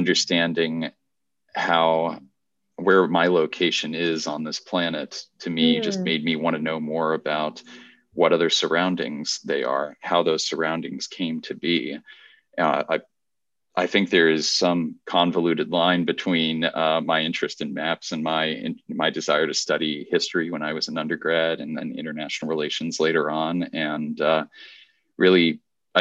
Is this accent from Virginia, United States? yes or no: yes; Virginia, United States; I actually competed in the Virginia State Geography Bee